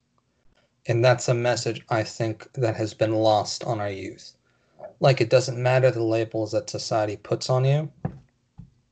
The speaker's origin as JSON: {"language": "English", "region": "California", "country": "United States", "moved": "yes", "lives_now": "Texas, United States", "said": "I come from California. I moved out to Texas. Growing up in our school system"}